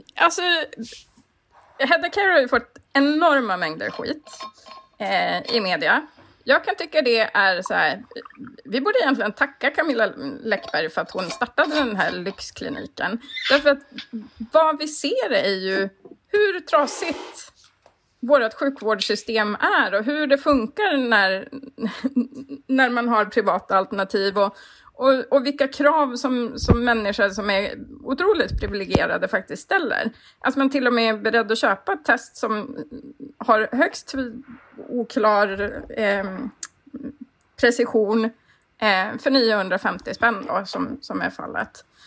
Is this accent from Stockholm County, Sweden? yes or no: no; Kiruna, Norrbotten County, Sweden; jag växte upp i Kiruna